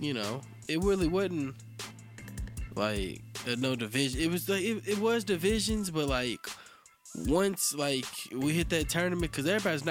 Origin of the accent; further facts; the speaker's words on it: Kentucky, United States; moved away as an adult; now in California, United States; I'm from Kentucky, man.